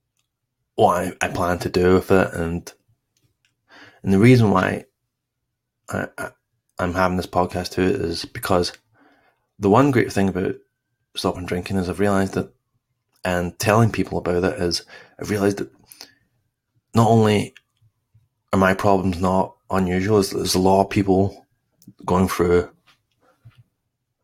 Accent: East Kilbride, Scotland, United Kingdom; moved away; I grew up in Glasgow, East Kilbride, actually, East Kilbride

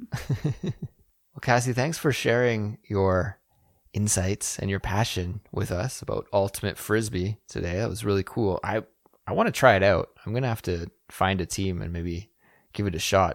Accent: Kelowna, British Columbia, Canada; my hometown of Kelowna, B C

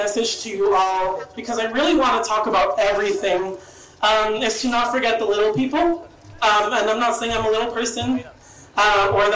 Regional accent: Mexico; moved away; my home country of Mexico.

